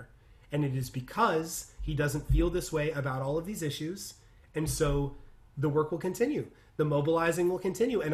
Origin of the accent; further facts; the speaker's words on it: California, United States; I'm from California